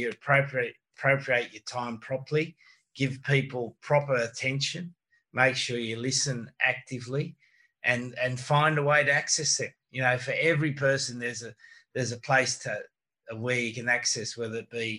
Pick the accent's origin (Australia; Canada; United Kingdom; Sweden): Australia; And being an Australian, we swear quite a lot.